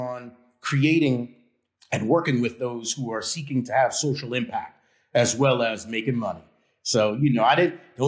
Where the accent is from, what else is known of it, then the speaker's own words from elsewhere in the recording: New York City, New York, United States; I was born in Harlem Hospital. And, you know, I had a great upbringing, though, despite the area that I was brought up